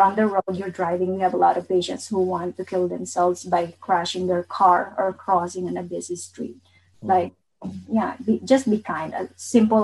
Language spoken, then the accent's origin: English; Bicol Region, Philippines; I'm from Bicol